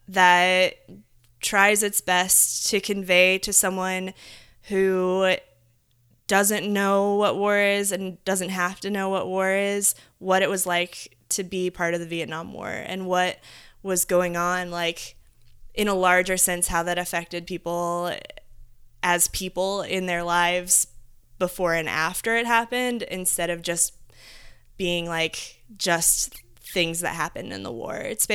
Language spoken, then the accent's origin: English; Midwest, United States; So and as modern as we are, like growing up in the Midwest, like you still kind of feel like there's a certain thing that you get to do when you grow up